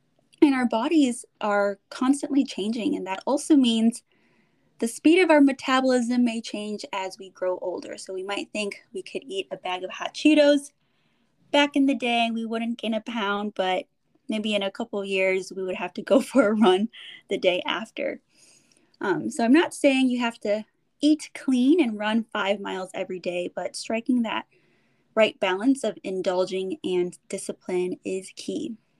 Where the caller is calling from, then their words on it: California, United States; I'm calling in from the Bay Area, and I got my girl Heidi from Chicago here as well.